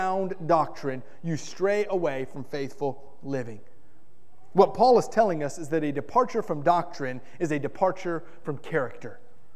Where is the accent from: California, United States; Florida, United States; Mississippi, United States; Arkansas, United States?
Florida, United States; Miami; I grew up in South Florida. And in South Florida, I may be the only person who's ever grown up in Miami, Florida